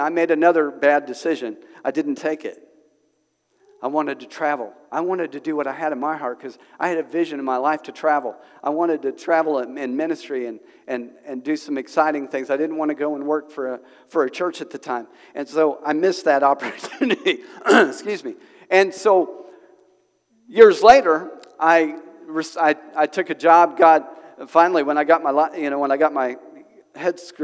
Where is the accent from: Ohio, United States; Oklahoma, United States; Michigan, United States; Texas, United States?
Oklahoma, United States; now in Springdale, United States; I'm from Oklahoma. So we have some wind in Oklahoma